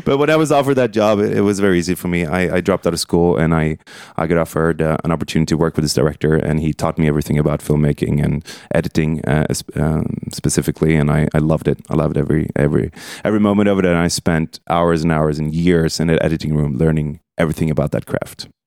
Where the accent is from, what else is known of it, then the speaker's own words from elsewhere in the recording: Stockholm, Stockholm County, Sweden; also born or lived in New York City / London; predominantly in Stockholm